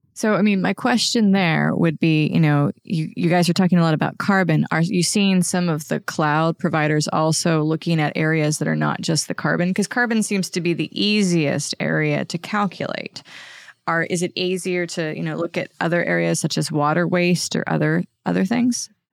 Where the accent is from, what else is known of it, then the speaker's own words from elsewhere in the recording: Pennsylvania, United States; I'm American, and you know I grew up in a very rural area of Pennsylvania